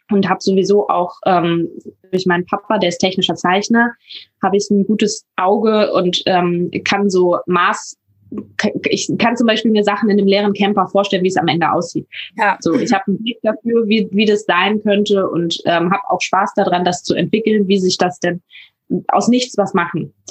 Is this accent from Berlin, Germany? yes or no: no; Hamburg, Germany; ich bin 22 Jahre alt und ich komme aus der Nähe von Hamburg. Ähm, da bin ich geboren und aufgewachsen